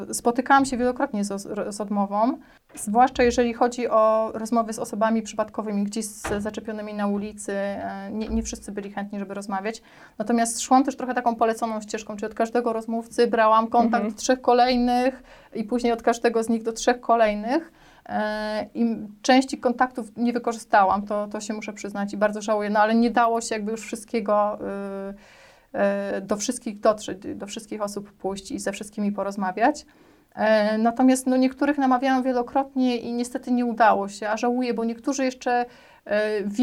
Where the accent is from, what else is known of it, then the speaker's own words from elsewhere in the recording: Warsaw, Masovian Voivodeship, Poland; przyjechałam z Warszawy i że nic nie wiem o Śląsku, że nie jestem stąd.